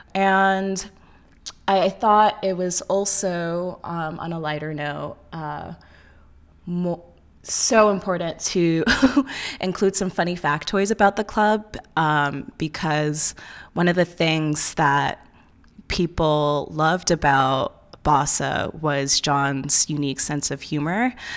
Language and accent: English; New York, United States; also born or lived in Ohio; I'm from New York, but I went to undergrad in Ohio